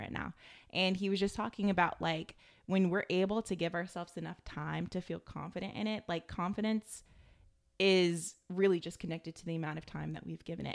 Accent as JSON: {"language": "English", "country": "United States", "tie": "born or raised there", "said": "growing up in America"}